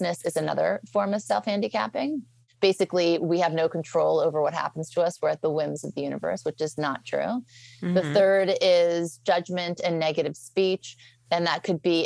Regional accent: Beverly Hills, California, United States; also born or lived in New Orleans; I grew up in Beverly Hills. Well, first I was raised in New Orleans and then Beverly Hills

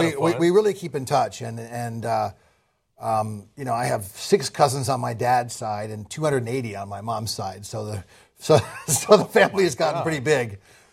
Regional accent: Manhattan, New York, United States; I grew up in Manhattan.

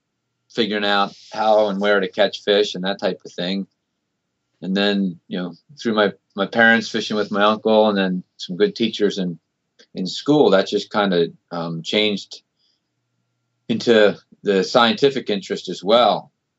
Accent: Baltimore, Maryland, United States; also born or lived in California; Yeah, I grew up in Baltimore, northeast of Baltimore.

